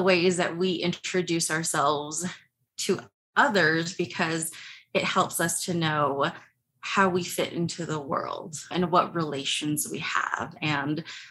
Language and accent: English; northern Arizona, United States; I am Native and I come from the Diné tribe, which is in northern Arizona